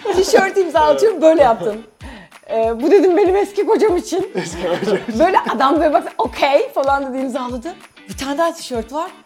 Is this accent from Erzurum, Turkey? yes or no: no; Istanbul, Turkey; Hemen İstanbul, from İstanbul